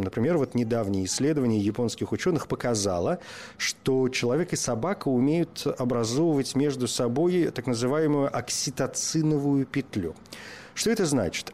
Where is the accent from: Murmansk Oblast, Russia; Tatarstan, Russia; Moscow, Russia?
Murmansk Oblast, Russia; Murmansk; moved away; я родился в Мурманске за полярным кругом, в общем, мое детство и юность прошли там